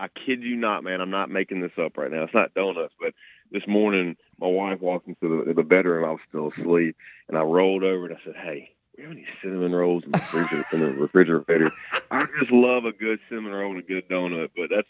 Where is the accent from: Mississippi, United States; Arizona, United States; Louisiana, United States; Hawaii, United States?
Louisiana, United States; It's going to be in Sterlington, Louisiana, which is in between my hometown and Monroe, Louisiana.